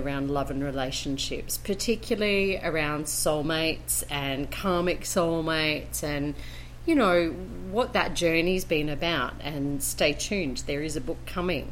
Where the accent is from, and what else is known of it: Brisbane, Queensland, Australia; now in Colombia